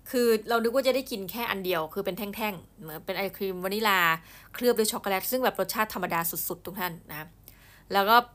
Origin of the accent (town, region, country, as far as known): Thailand; born or raised there; also born or lived in Louisiana, US (exchange student)